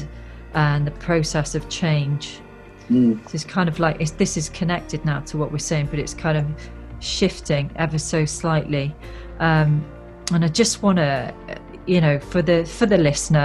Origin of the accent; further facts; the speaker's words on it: South Wales, United Kingdom; I come from South Wales.